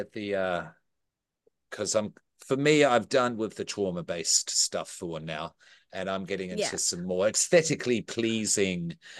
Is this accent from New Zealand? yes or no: yes; New Zealand; now in Australia; I'm still a Kiwi.